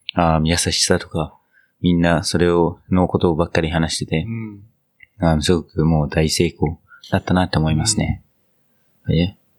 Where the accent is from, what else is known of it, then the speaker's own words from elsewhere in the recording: New Zealand; Japanese is a second language; moved away; 僕の母国ニュージーランド